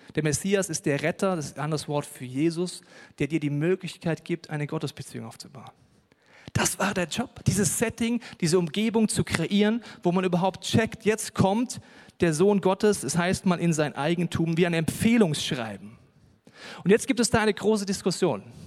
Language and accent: German; Hesse, Germany; Ich komme aus Hessen, da sagt man Mosche.